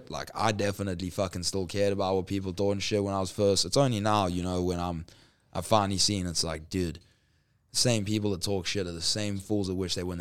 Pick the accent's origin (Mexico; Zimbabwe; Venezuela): Zimbabwe; born there; also born or lived in South Africa / Middle East / United States; So like I was born in Zimbabwe, went to Johannesburg in South Africa, Johannesburg, Durban, Durban, Middle East, back to Durban, LA, Arizona.